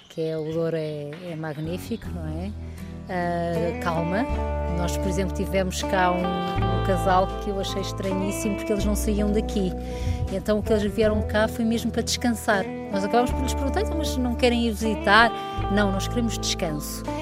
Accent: Portugal; nós somos únicos como portugueses

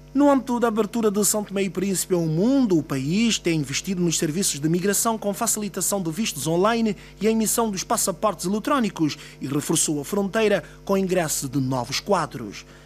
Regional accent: Angola; eu sou angolano

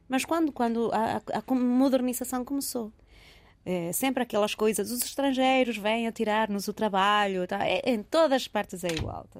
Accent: Caracas, Capital District, Venezuela; now in Lisbon, Portugal; passei a minha infância entre duas eh, partes de Caracas

